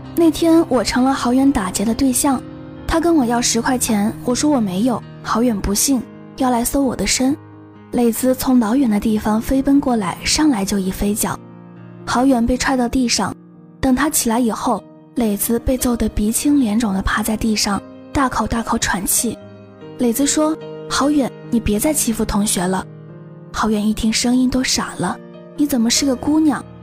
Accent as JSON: {"language": "Chinese", "town": "Changsha", "region": "Hunan", "country": "China", "said": "我是长沙的嘛"}